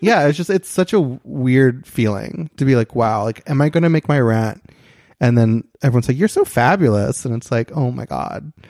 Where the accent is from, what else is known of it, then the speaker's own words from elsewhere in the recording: Christian County, Kentucky, United States; moved away as an adult; now in Los Angeles, United States; I'm from Kentucky